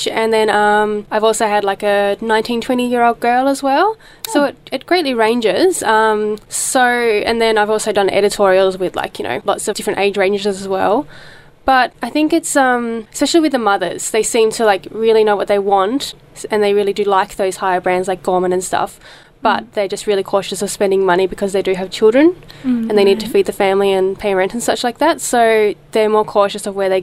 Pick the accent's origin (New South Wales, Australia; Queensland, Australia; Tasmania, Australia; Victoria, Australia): Tasmania, Australia; moved away; I was born in Tasmania